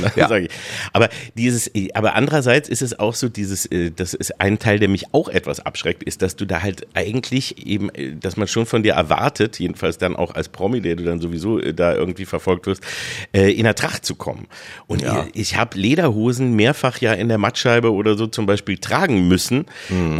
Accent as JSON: {"language": "German", "town": "Peine", "region": "Lower Saxony", "country": "Germany", "tie": "born or raised there", "moved": "yes", "lives_now": "Berlin, Germany", "said": "Bei uns hieß es Schützenfest in Peine"}